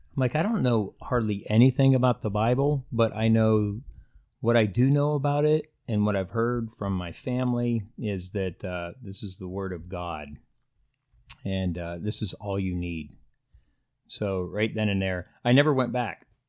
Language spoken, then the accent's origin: English; Pennsylvania, United States; moved away as an adult; also born or lived in Indiana / Iowa / Nebraska; now in California, United States; I was born in Pennsylvania, uh, a little small hick town and, uh, population fifteen hundred people.